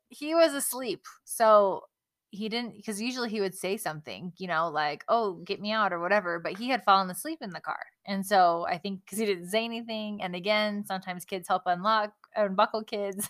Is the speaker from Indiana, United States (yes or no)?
no; California, United States; since I grew up in California